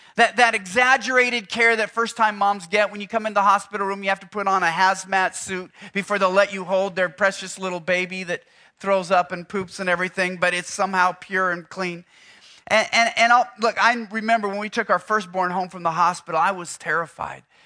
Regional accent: Houston, Texas, United States; I'm from Houston

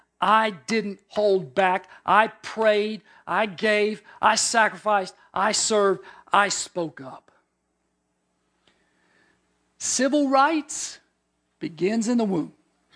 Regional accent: Deep South, United States; You know, I grew up in the Deep South in the 60s.

